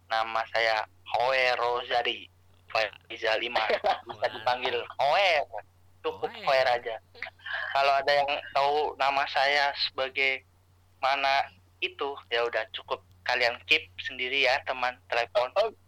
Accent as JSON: {"language": "Indonesian", "town": "Semarang", "region": "Central Java", "country": "Indonesia", "lives_now": "Jakarta, Indonesia", "said": "ada bahwa gue tuh orang Semarang yang masih kesasar di Jakarta nggak bisa balik"}